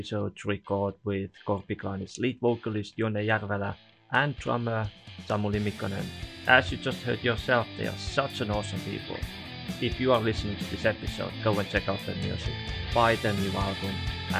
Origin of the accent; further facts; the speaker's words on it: Estonia; first language Estonian; English is a second language; And, well, as you know, my first language is in Estonian.